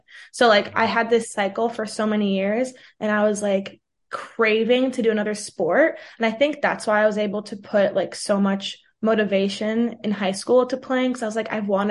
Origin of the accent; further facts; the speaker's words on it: New York City, New York, United States; first language Portuguese; also born or lived in Brazil; where I grew up in Manhattan